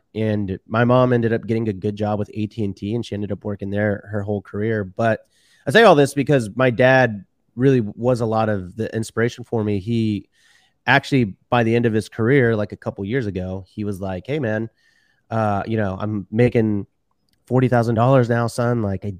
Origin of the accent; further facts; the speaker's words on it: Houston, Texas, United States; born and raised in Houston, Texas. And, my parents were actually Mexican immigrants and my dad was a doctor in Mexico.